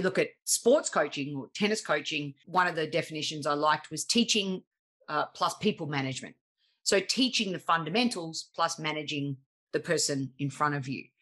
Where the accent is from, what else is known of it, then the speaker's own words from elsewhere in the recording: Australia; accent: harsh Australian; my harsh Australian accent